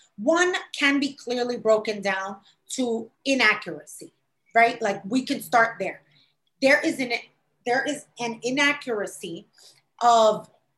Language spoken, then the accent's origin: English; New York City, New York, United States; also born or lived in Los Angeles; I was sitting there as a New Yorker, me and the only other New Yorker girl there